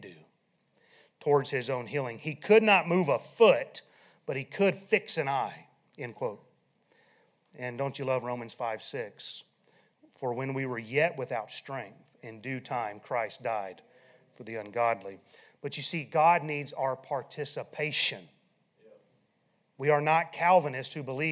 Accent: South Dakota, United States; moved away; I'm from South Dakota

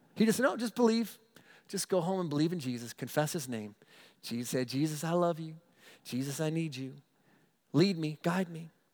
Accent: United States; I'm an American. Proud to be an American

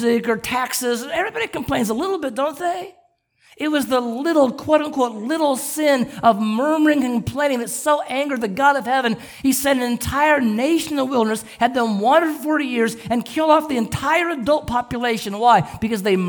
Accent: Southern California, United States; I grew up in Southern California

